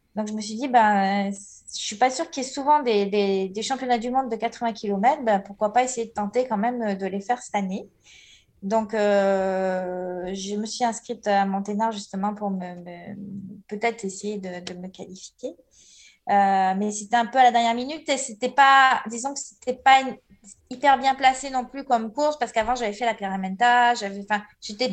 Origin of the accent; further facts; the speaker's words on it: Marseille, Provence-Alpes-Côte d'Azur, France; je suis née à Marseille